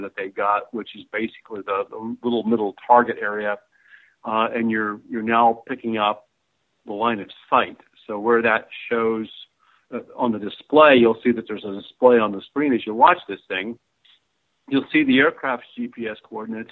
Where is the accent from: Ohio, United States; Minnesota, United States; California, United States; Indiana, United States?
Ohio, United States; Dayton; growing up in Dayton, Ohio